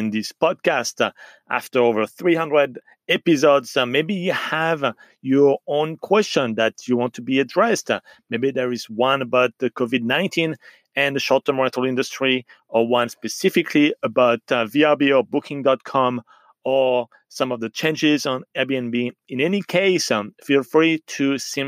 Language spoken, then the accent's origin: English; France; accent: French; English is a second language; my French accent